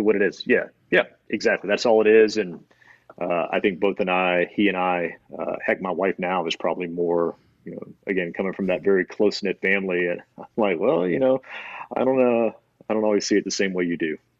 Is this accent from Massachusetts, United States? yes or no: no; Destin, Florida, United States; also born or lived in Alabama; I was born in Alabama and moved to Florida, uh, Destin, Florida, when I was got three, four, maybe